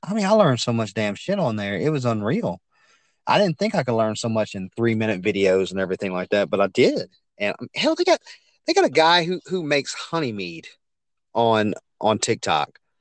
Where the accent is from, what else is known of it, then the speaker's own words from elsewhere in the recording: Hammond, Louisiana, United States; now in Livingston Parish, United States; I grew up in a town called Hammond, Louisiana, about forty miles east of Baton Rouge